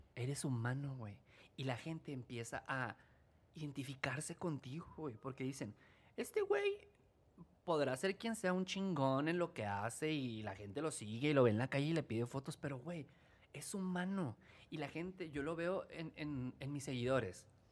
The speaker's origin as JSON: {"language": "Spanish", "region": "Chihuahua", "country": "Mexico", "said": "soy del norte, pero no te decía, soy norteño"}